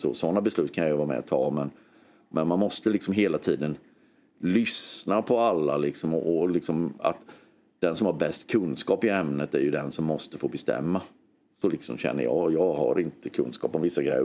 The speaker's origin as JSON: {"language": "Swedish", "town": "Hultsfred", "region": "Kalmar County", "country": "Sweden", "tie": "born or raised there", "said": "jag var 14-15 år, gick på högstadiet i Hultsfred"}